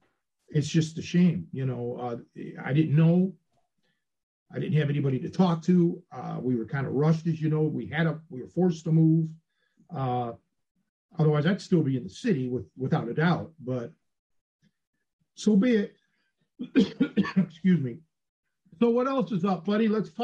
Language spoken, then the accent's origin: English; Cleveland, Ohio, United States; moved away as an adult; when I made the big move when I was a kid, when I was 23 from Cleveland to Chicago, there were things that I never thought I would miss. Like your barber, even the weatherman, the local newscasters, the Roman Burger